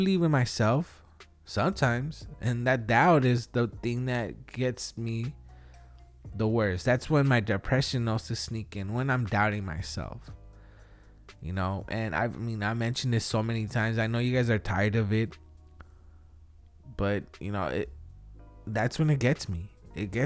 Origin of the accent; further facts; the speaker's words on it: Wilmington, United States; we're from Wilmington